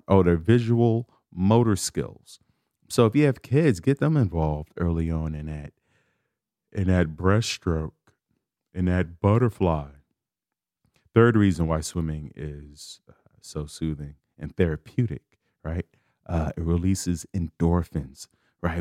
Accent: Chicago, Illinois, United States; I'm from Chicago. I grew up a l, a block from the lake, from Lake Michigan

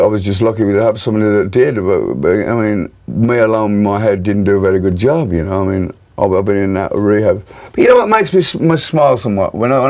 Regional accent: Birmingham, West Midlands, United Kingdom; And there's a lot of interesting things come out of my hometown, Birmingham.

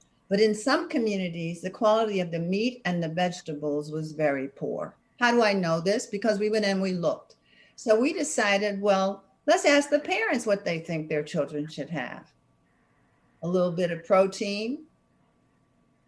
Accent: Washington, District of Columbia, United States; moved away; I came from Southeast Washington, D.C.

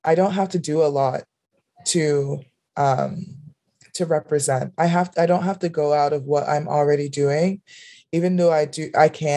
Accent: Miami, Florida, United States; I grew up in Miami, Florida

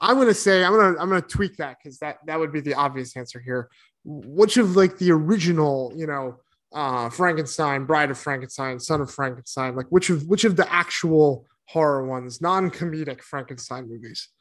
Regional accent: East Coast, United States; moved away; I grew up on the East Coast

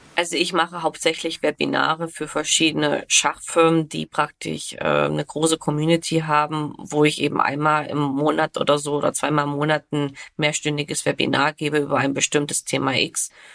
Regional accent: Germany; bei uns in Deutschland

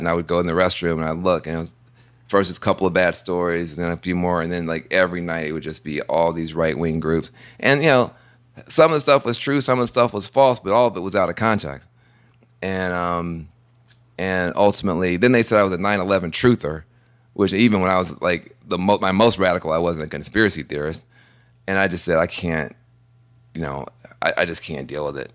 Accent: Tennessee, United States; I'm from Tennessee

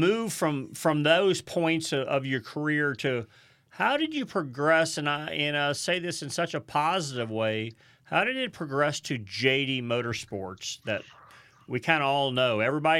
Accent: St. Louis, Missouri, United States; you know we grew up in St. Louis, right?

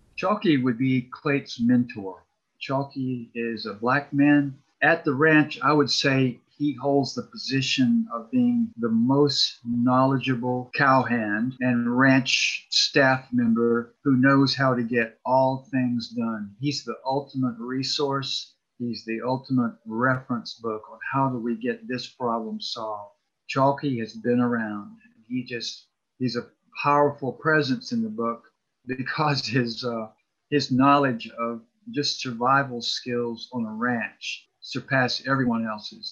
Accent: College Park, Georgia, United States; I grew up in College Park, just south of Atlanta

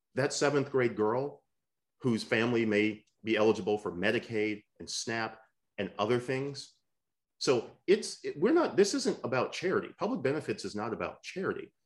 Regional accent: Michigan, United States; the state of Michigan, uh, uh which, which is wonderful as, as my home state

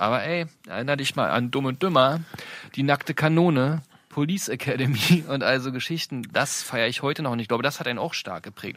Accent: Brandenburg, Germany; wir sind aus Brandenburg

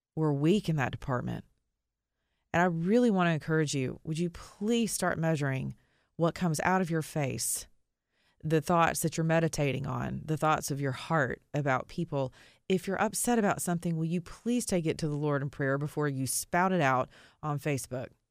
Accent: United States; being an American citizen

